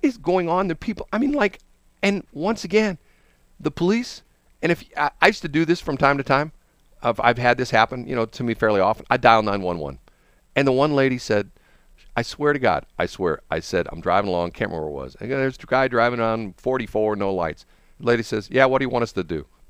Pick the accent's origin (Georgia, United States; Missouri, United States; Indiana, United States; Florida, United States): Missouri, United States; Peculiar; I was born in Peculiar.